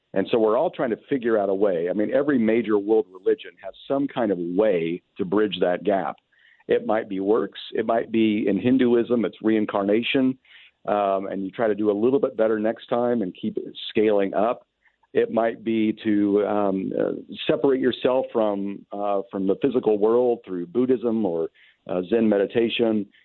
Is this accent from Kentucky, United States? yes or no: yes; Kentucky, United States; moved away as an adult; now in California, United States; I'm still marked as an as a Californian, even though I am from Kentucky